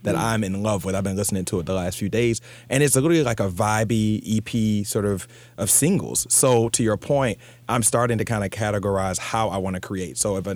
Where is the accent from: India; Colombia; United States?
United States; Jacksonville, Florida; moved away as an adult; also born or lived in New York; I grew up in Jacksonville, Florida. I moved to New York at 18. And now I've actually moved back to Jacksonville